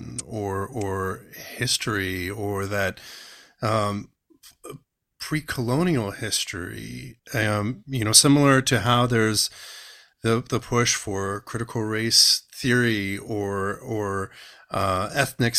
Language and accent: English; California, United States; I was born and raised in California as well. And I'm in Northern California.